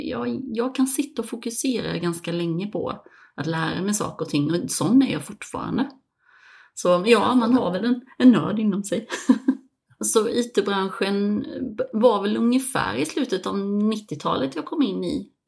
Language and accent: Swedish; Växjö, Kronoberg County, Sweden; moved away as an adult; also born or lived in Malmö / Copenhagen / Dubai; Jag är uppvuxen som sagt i Växjö och en liten by utanför Växjö, men eh, jag flyttade till, eh, till Malmö faktiskt 2008